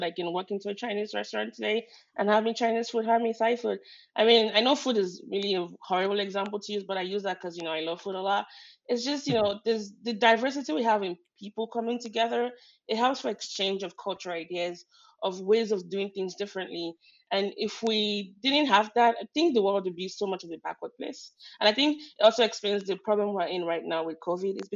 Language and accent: English; Nigeria; English is a second language; now in United States; I grew up in Nigeria.